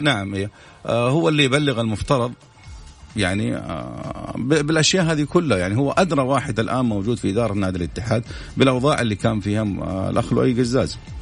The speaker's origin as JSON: {"language": "Arabic", "country": "Saudi Arabia", "said": "نحن كمواطنين سعوديين"}